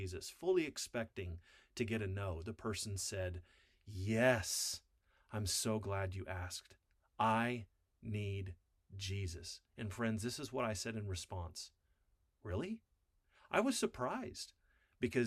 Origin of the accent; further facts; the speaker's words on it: Wyoming, United States; I grew up in Wyoming on a farm.